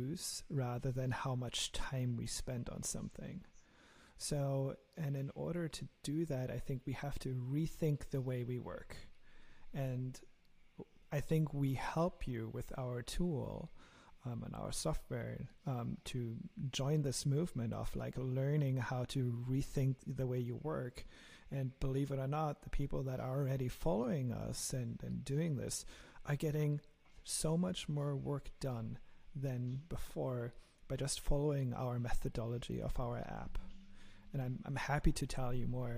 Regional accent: Germany; accent: German; my lovely German accent

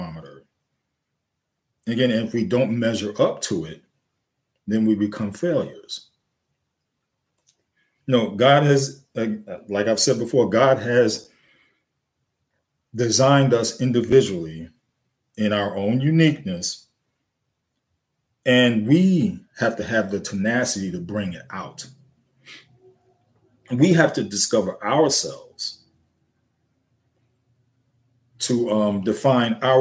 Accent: New York City, New York, United States; I grew up in the Bronx, New York, South Bronx

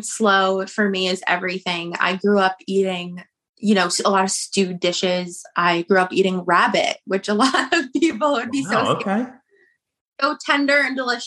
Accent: New Jersey, United States; I'm from New Jersey

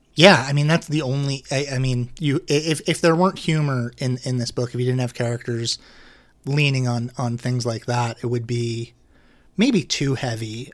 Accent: Manasquan, New Jersey, United States; I grew up in Manasquan.

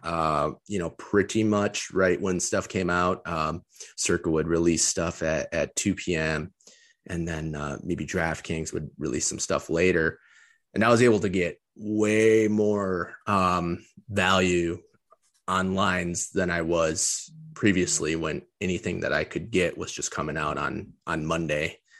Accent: Detroit, Michigan, United States; growing up in the Metro Detroit area when I was really young

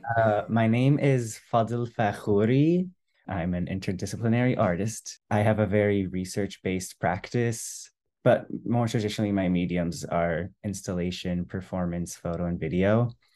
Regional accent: San Francisco, California, United States; I was born in San Francisco, which is where they immigrated to, and pretty much I stayed in the Bay Area, San Francisco Bay Area, until twenty-two, twenty-three

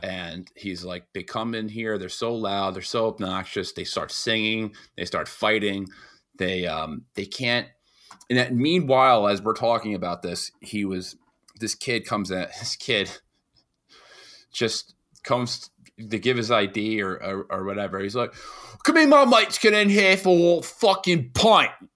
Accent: New York, United States; being a New Yorker

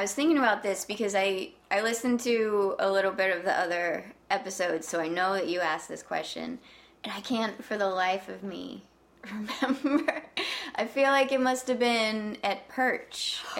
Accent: Southern Ohio, United States; also born or lived in West Virginia; now in New York, United States; My family is from West Virginia, and I grew up mostly in Southern Ohio.

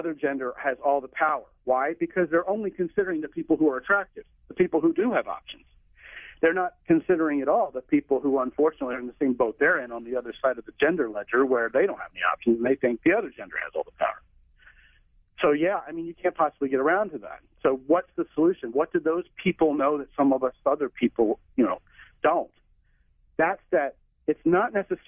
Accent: Texas, United States; I'm a Texan

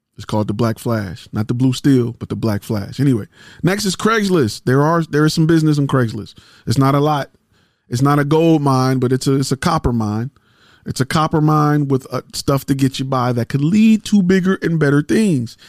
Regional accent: Detroit, Michigan, United States; I'm a car guy 'cause I'm from Detroit

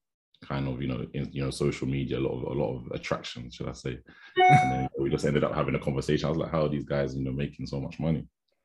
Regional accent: London, United Kingdom; So I'm from Southeast London.

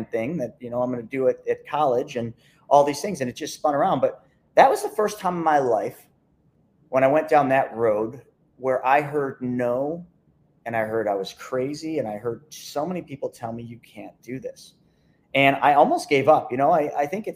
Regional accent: Lockport, New York, United States; I just grew up in a small little town named Lockport, New York

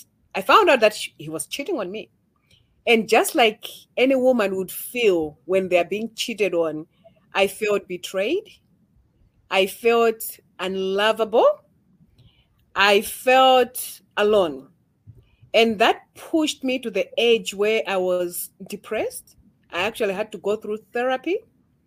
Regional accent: Malawi; I'm from Malawi

